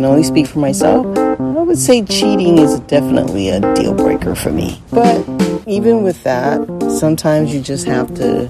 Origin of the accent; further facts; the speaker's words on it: United States; I'm from the U.S.